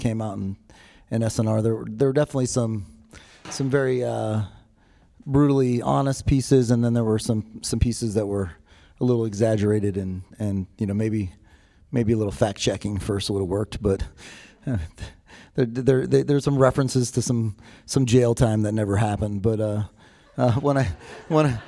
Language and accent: English; Pittsburgh, Pennsylvania, United States; moved away; also born or lived in Massachusetts; I was born in Massachusetts, and you know, my father, you know, lost my father at a very young age, and you know, my mother was a single mom. She had a couple kids, didn't know how to take care, didn't really know how to take care of us. She made some choices that she felt was best for us at the time, and remarried, and we moved across, you know, the East Coast to Pittsburgh